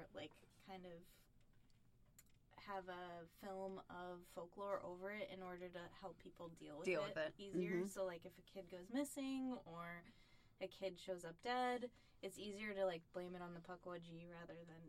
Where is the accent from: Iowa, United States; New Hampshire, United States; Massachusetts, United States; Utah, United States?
Massachusetts, United States; West Bridgewater; I grew up in West Bridgewater